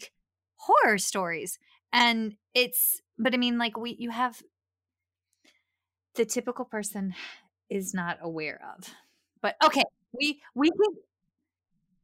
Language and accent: English; Appalachia, United States; accent: thick redneck; Appalachian; I grew up in the middle of Nowheresville. So my thick redneck accent, for lack of a better phrase, and I know it's Appalachia in my bones